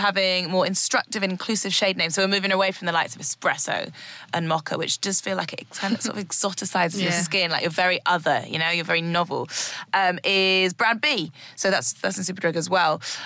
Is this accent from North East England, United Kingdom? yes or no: yes; Newcastle upon Tyne, North East England, United Kingdom; moved away as an adult; also born or lived in Cambridge; now in London, United Kingdom; I grew up in Newcastle, and went to university in Cambridge